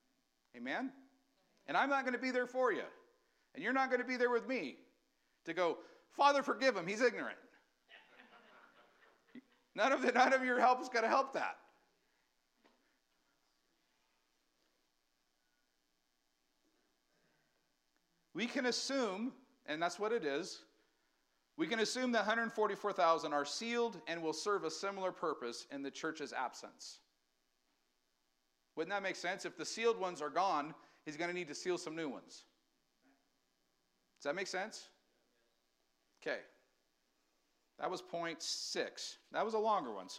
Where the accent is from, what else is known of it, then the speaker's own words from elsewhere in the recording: United States; we as Americans, we still have rights